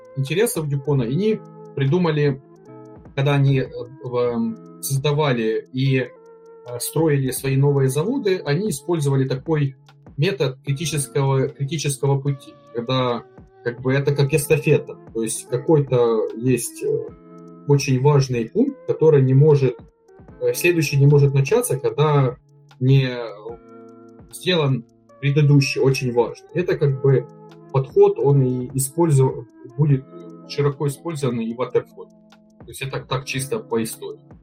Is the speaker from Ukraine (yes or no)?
yes; Ukraine; я из Украины, работаю функциональным консультантом